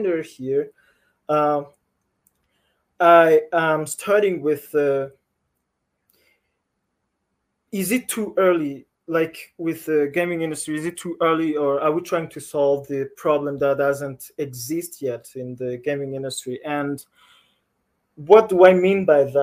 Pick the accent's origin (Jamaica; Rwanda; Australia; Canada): Rwanda; I am from Rwanda